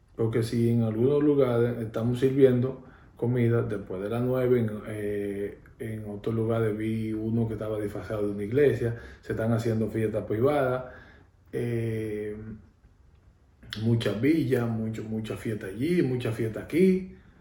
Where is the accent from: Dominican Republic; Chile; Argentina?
Dominican Republic; en mi país